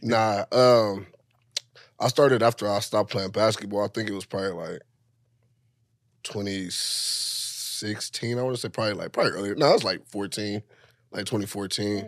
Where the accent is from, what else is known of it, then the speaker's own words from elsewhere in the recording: Los Angeles, California, United States; I'm from South Central L